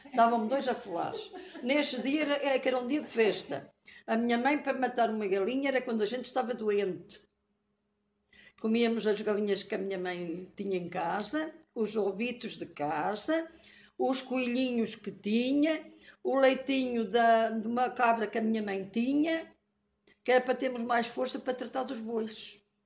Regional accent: Portugal; also born or lived in Passo; Nasci ali no Cruzeiro, ali naquela casa que hoje está.

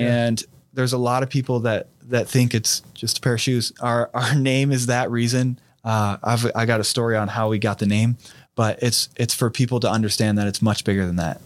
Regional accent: Fairborn, Ohio, United States; I'm from Fairborn, Ohio

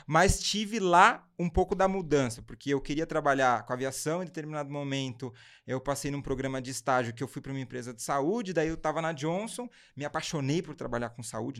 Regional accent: São Paulo, Brazil; a gente nasceu em São Paulo, minha família é de São Paulo.

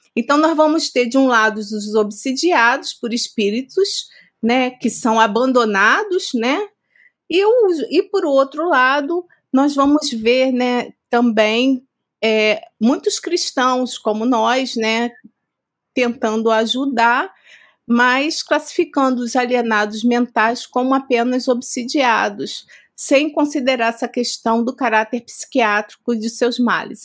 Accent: Rio de Janeiro, Brazil; moved away as an adult; now in São Paulo, Brazil; nós estamos aqui há três anos e meio em São Paulo, mas nós somos cariocas

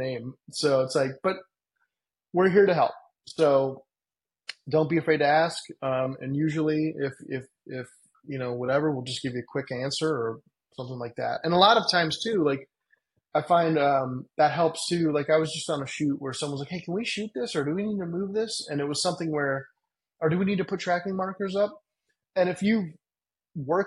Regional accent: Cleveland, Ohio, United States; moved away as an adult; now in Los Angeles, United States; I grew up with in Cleveland

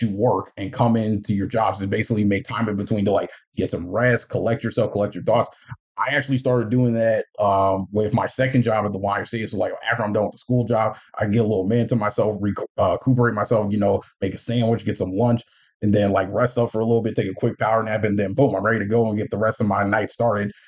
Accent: Union, United States; in my hometown in union as like a student aid paraprofessional

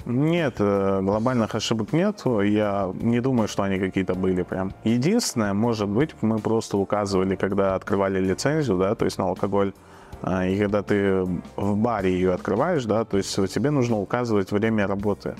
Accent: Dushanbe, Tajikistan; moved away as an adult; now in Riga, Latvia; Я родом из Таджикистана, город Душамбе

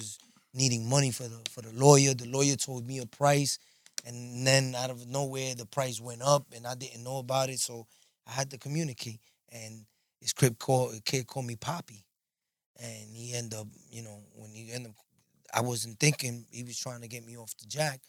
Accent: New York City, New York, United States; I'm from Bushwick, Dark Side, Brooklyn

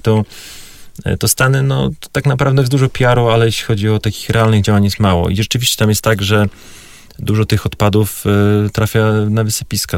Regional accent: Warmian-Masurian Voivodeship, Poland; ja pochodzę z Mazur, więc tam rzeczywiście było bardzo tradycyjnie.

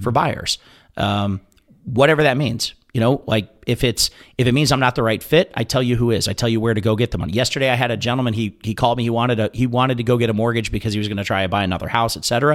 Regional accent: Ohio, United States; moved away; I grew up in Ohio, so we went to the sister, wh-, which was King's Island.

